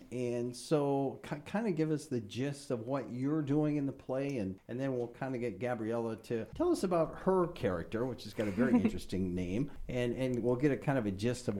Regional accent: Iowa, United States; now in Minnesota, United States; I believe that's set somewhere in Iowa, I believe, my home state.

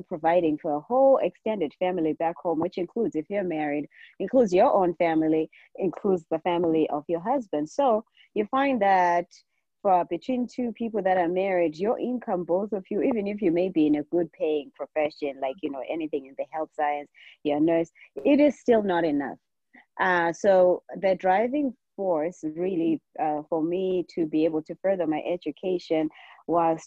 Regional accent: Bulawayo, Zimbabwe; moved away as an adult; also born or lived in Matabeleland South, Zimbabwe; now in United States; I basically grew up in Zimbabwe. In Bulawayo, which is one of the big cities in Zimbabwe.

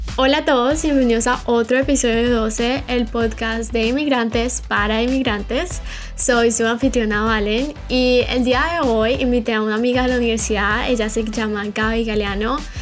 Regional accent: Colombia; now in United States; yo soy de Colombia, Latinoamérica

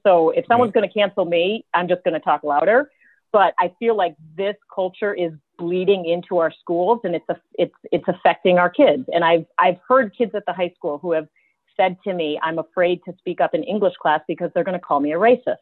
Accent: Lake Forest, United States; I'm from Lake Forest. You know, from Lake Forest.

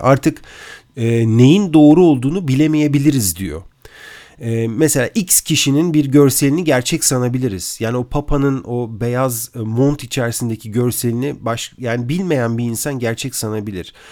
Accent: Turkey; moved away; yurt dışında yaşayan bir Türk olarak

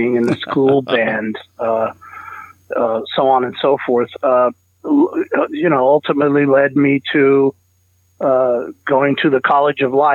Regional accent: San Diego, California, United States; I grew up in, born and raised in Southern California, San Diego to be specific

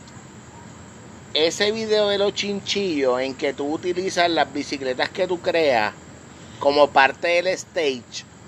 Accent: Puerto Rico; yo soy boricua

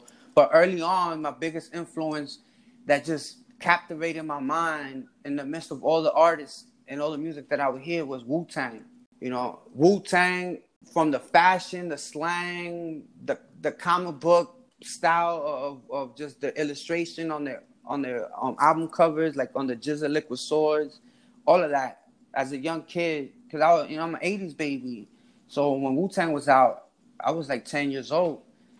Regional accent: New York City, New York, United States; I was born and raised in Washington Heights, New York. That's Uptown Manhattan, the neighborhood right above Harlem. I was born right there in the New York Presbyterian Hospital in the heart of Washington Heights. I grew up in 164th Street in Broadway on the uptown side of the street.

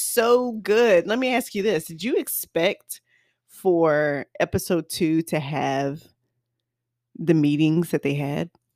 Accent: the South, United States; I'm from the South

